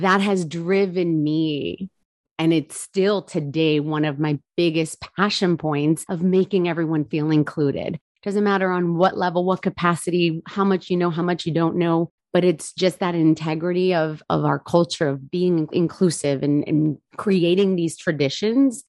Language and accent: English; New Jersey, United States; also born or lived in Charleston, South Carolina; I am born and raised in New Jersey